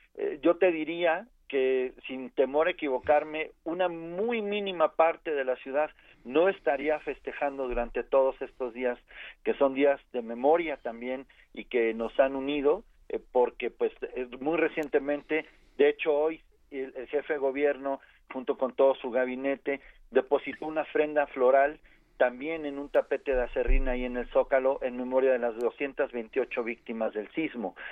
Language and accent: Spanish; Mexico City, Mexico; como capitalinos y como mexicanos